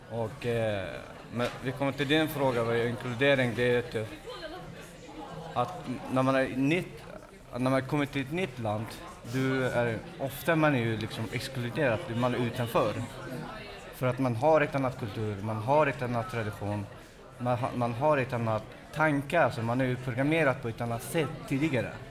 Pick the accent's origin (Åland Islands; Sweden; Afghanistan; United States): Afghanistan; mina, eh, kompisar som jag är själv från Afghanistan till exempel.